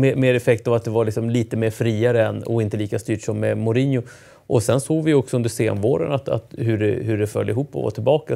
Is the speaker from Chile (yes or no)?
yes; Chile; chilenska folket